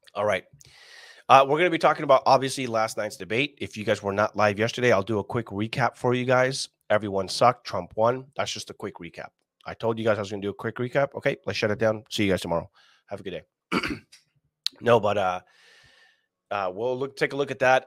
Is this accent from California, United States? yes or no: yes; California, United States; as a Californian